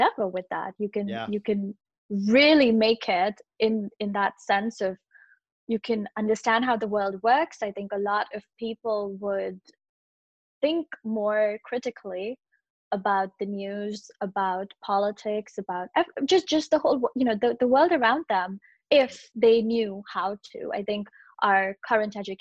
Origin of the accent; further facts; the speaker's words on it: Mumbai, Maharashtra, India; moved away; I grew up in Bombay